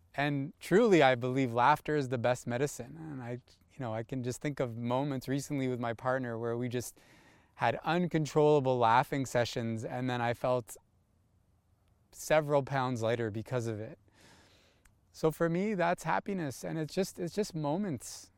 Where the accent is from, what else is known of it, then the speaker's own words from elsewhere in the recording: Toronto, Ontario, Canada; also born or lived in California; I'm born and raised in Toronto.